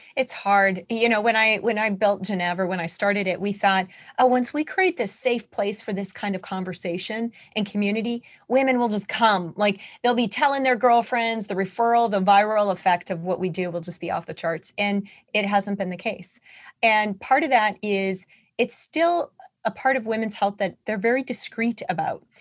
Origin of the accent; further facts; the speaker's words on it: North Dakota, United States; moved away as an adult; also born or lived in Seattle, Washington / Utah; I'm from North Dakota